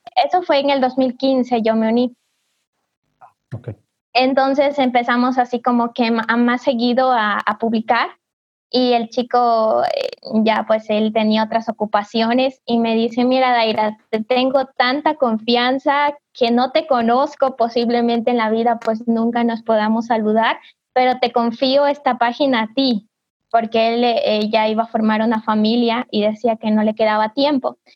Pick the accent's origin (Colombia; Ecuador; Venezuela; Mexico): Ecuador; Cariamanga, Loja; soy de Ecuador, al sur, en la provincia de Loja, en la ciudad de Cariamanga